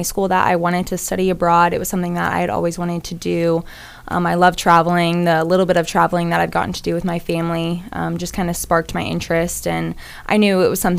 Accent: Peculiar, Missouri, United States; I'm from Peculiar, Missouri

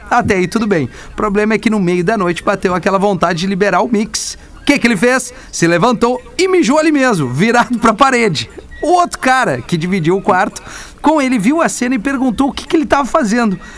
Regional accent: Piratini, Rio Grande do Sul, Brazil; now in Curitiba, Brazil; Sou de Piratini, no interiorzinho do Rio Grande do Sul, mas hoje estou em Curitiba.

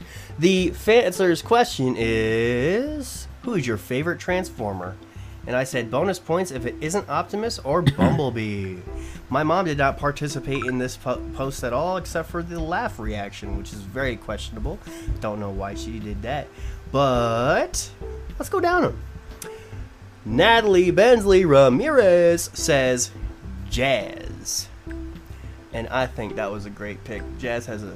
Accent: Iowa, United States; We're from Iowa.

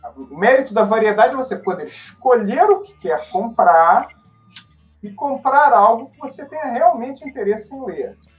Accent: Brazil; now in Portugal; fui para o Brasil quando era pequeno, fui criado por aí

